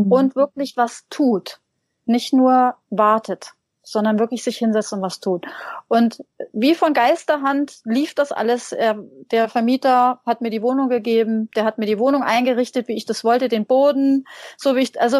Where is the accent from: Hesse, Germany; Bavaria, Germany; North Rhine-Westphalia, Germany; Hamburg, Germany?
Hesse, Germany; ich bin in einem kleinen, sehr kleinen Dorf aufgewachsen in Hessen.